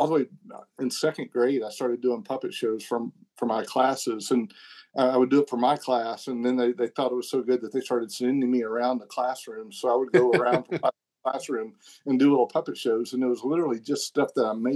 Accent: the South, United States; accent: Southern; I'm from the South and, I remember one time I was dealing with executives at Warner Brothers and I found out that they just loved my Southern accent

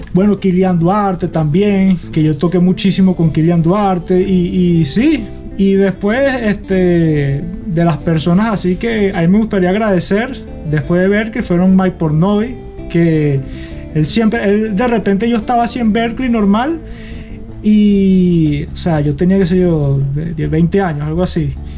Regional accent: Acarigua, Portuguesa, Venezuela; moved away as an adult; also born or lived in Barquisimeto / Boston; Yo nací en Barquisimeto y crecí en Acarigua

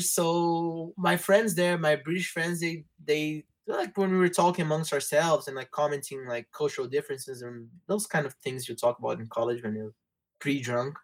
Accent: Rio de Janeiro, Brazil; English is a second language; also born or lived in Norwich, England; I was born and raised in Rio. I still live here. Um, yeah, pretty much Carioca by birth and by right.

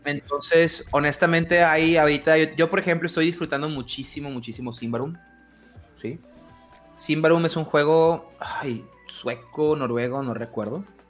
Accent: northern Mexico, Mexico; aquí estoy hablando desde mi privilegio norteño, es nada más tengo que manejar una hora y media para llegar a, Estados Unidos

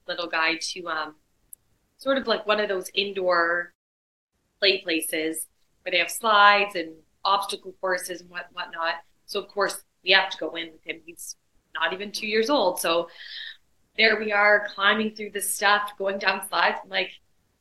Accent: London, Ontario, Canada; Born and raised in London, Ontario

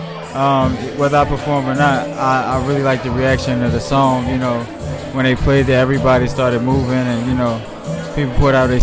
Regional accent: Philadelphia, Pennsylvania, United States; I'm from West Philly

